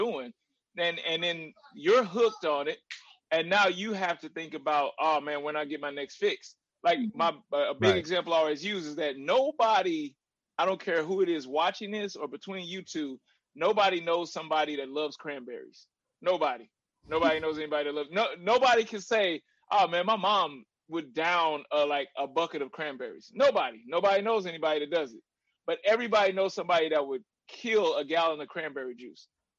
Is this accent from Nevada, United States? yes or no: no; Little Rock, Arkansas, United States; I was born in Little Rock, Arkansas